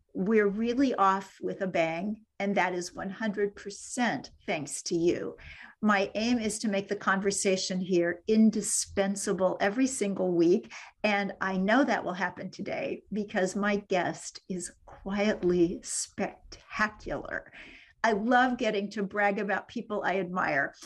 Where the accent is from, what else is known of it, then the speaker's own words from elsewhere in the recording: Kansas City, United States; moved away as an adult; my hometown of Kansas City